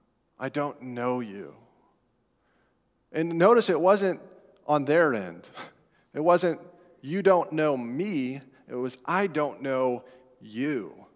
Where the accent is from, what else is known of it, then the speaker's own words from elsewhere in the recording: Colorado, United States; I don't remember most of the sermons at the church I grew up in out in Colorado.